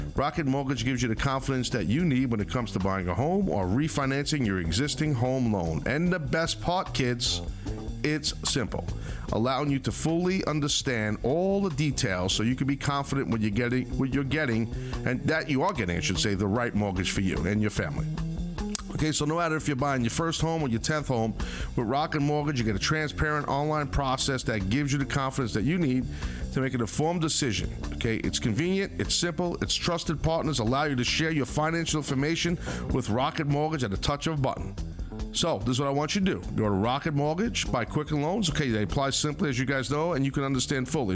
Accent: Northeast, United States; I'm a guy from the Northeast

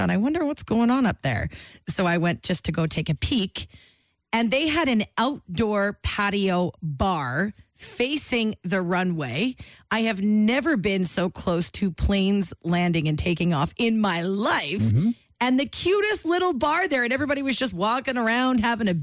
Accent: Halifax, Nova Scotia, Canada; I'm from Halifax

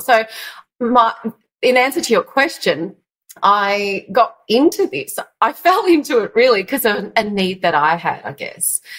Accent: Yarra Valley, east of Melbourne, Victoria, Australia; I grew up in the Yarra Valley of uh, of Melbourne, east of Melbourne

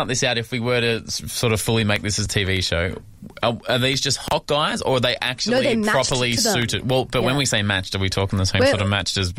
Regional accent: Sydney, New South Wales, Australia; From Sydney, the greatest city in the world.

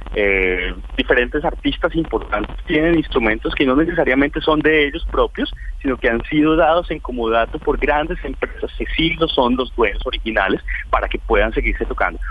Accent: Colombia

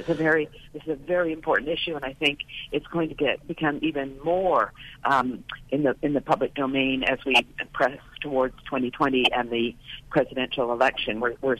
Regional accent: Canada; moved away; I'm originally Canadian. I grew up under single-payer Medicare for All

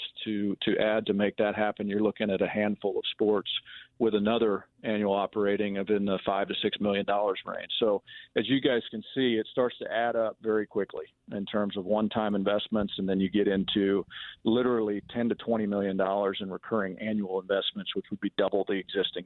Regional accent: Manhattan, Kansas, United States; I grew up in Manhattan, I played soccer in high school

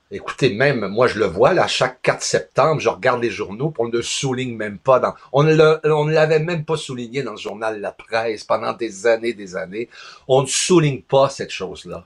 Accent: Charlevoix, Quebec, Canada; moved away; also born or lived in Montreal; ici dans mon patelin et je suis dans le village dans lequel je suis né

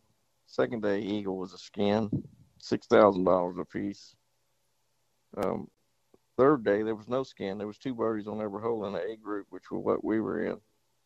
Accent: Houston, Texas, United States; I grew up there in Houston

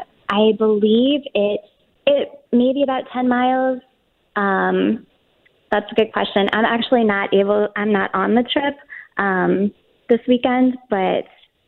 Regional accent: St. Louis, Missouri, United States; I grew up in St. Louis. I've lived here pretty much my whole life.

